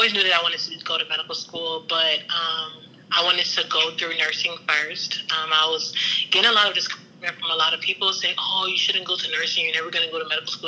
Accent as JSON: {"language": "English", "town": "Houston", "region": "Texas", "country": "United States", "said": "I'm from Houston"}